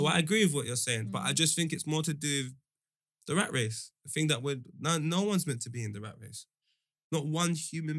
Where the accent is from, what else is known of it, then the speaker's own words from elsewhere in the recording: Jamaica; I'm Jamaican. I've got Nigerians saying their name was Benjamin and them thing there, and they're Jamaican. That's how I grew up.